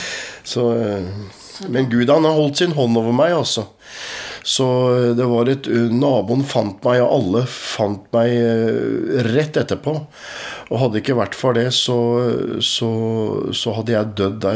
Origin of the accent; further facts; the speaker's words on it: Askim, Østfold, Norway; also born or lived in Moss region; vi vokste opp i, i, i Philadelphia, Askim